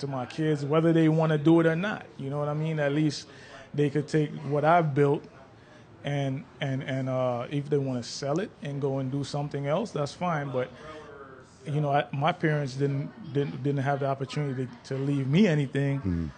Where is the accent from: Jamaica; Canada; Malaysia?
Jamaica; also born or lived in Brooklyn, New York; now in United States; Yeah, when I came from Jamaica, we lived in Brooklyn, and I've been all over the East Coast.